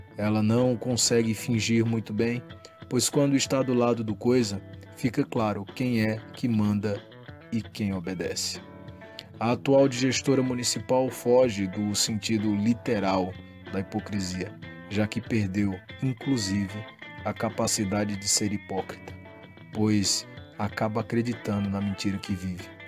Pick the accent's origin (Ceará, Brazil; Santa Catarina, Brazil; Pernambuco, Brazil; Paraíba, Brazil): Pernambuco, Brazil; Panelas; Como panelense nato